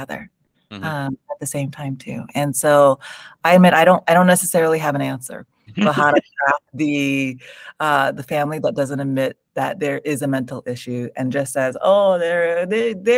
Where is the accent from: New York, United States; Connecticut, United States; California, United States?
California, United States; San Jose; first language English; I was born in San Jose in the Bay Area, so born and raised in California in the United States